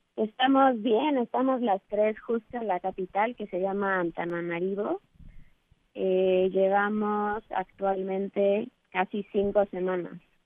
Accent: Mexico; somos tres mexicanas

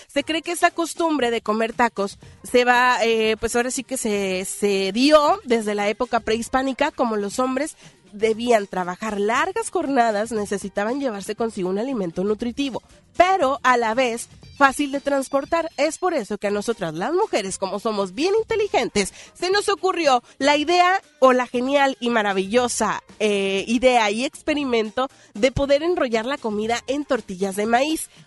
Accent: Mexico; nosotros como mexicanos

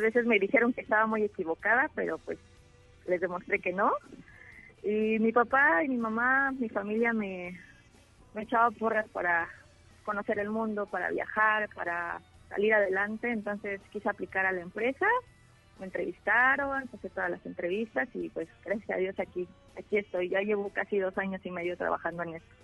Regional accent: Mexico; moved away; somos como 20 mexicanos

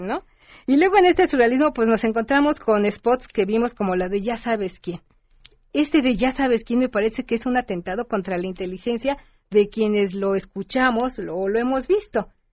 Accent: Mexico; somos los mexicanos

